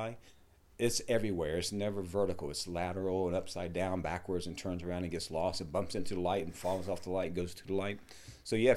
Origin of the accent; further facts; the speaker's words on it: Greensboro, North Carolina, United States; I was born in North Carolina